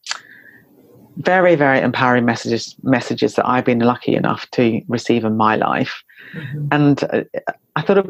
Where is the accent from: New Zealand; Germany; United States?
New Zealand; I come from New Zealand